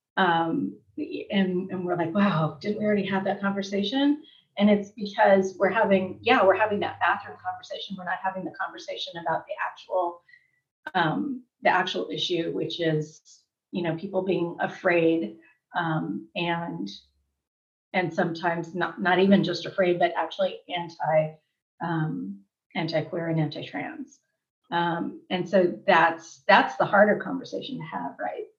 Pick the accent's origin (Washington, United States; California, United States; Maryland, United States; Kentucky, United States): California, United States; Southern; I'm from Southern California